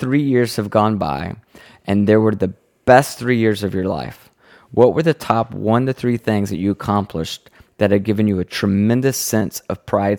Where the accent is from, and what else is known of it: the South, United States